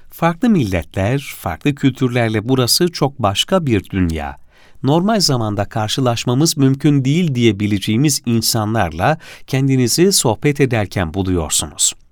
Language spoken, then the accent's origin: Turkish; Kilis, Kilis Province, Turkey; Aslen Kilisliyim, babam kuyumcuydu.